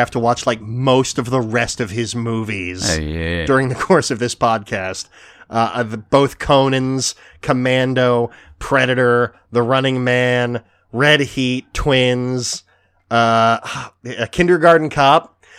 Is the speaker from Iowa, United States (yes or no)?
no; Philadelphia, Pennsylvania, United States; obviously we're like from Philadelphia